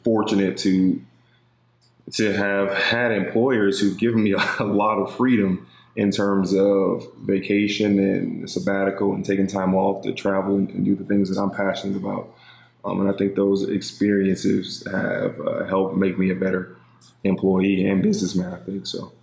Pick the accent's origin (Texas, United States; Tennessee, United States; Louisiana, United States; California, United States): California, United States; Los Angeles; moved away as an adult; Grew up